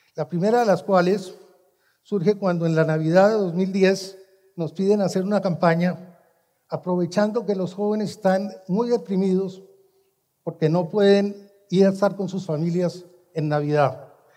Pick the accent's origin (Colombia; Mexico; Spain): Colombia; mi país, Colombia